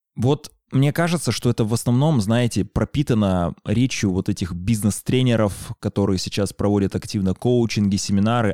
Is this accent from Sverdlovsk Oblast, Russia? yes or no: no; Chelyabinsk, Chelyabinsk Oblast, Russia; moved away; also born or lived in Moscow; Вот Челябинск, вот мой родной город